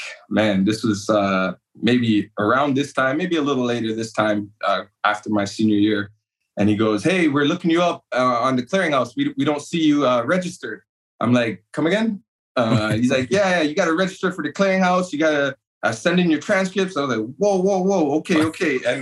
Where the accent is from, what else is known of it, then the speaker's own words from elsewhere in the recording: Toronto, Ontario, Canada; moved away as an adult; now in United States; I grew up in Toronto and Scarborough, born and raised